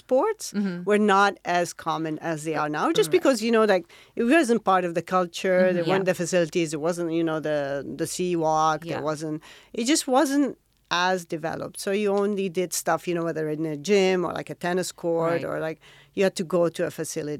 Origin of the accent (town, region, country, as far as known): Riyadh, Riyadh Province, Saudi Arabia; born or raised there; now in Jeddah, Saudi Arabia